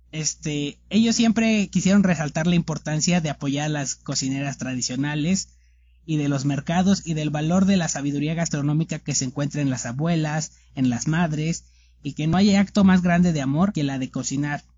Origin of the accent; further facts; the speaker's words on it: Mexico; nuestro país, por nuestro lugar de origen, en este caso, obviamente México